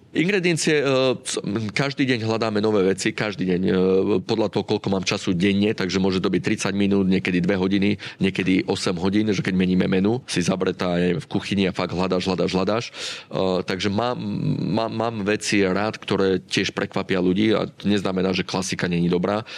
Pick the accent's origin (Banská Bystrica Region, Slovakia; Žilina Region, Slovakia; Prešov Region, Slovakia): Žilina Region, Slovakia; Žilina; moved away as an adult; also born or lived in London / Bratislava; môj otec mal vinnú pivnicu v Žiline, ja som zo Žiliny